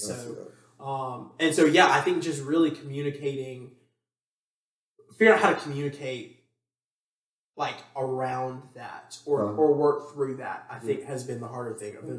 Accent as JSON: {"language": "English", "town": "Huntsville", "region": "Alabama", "country": "United States", "said": "I think that's where it differs for us is because I come from Huntsville, and like, you know, you went to Hoover."}